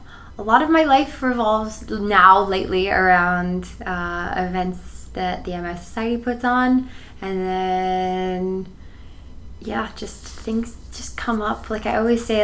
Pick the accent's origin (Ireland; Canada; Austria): Canada; Edmonton, Alberta; first language Polish; English is a second language; Born and raised in Edmonton, but my parents are both from Poland